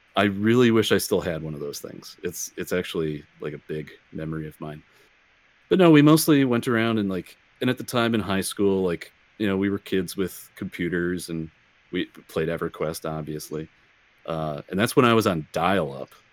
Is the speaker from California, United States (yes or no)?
no; Racine, Wisconsin, United States; I grew up in Racine, Wisconsin, which is the county just south of Milwaukee